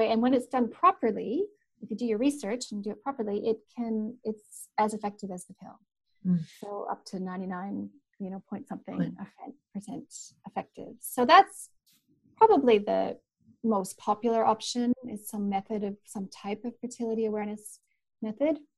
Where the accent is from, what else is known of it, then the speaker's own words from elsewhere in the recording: Canada; now in New Zealand; we have both grizzly bears and black bears, and where I'm from in Canada, and I've encountered both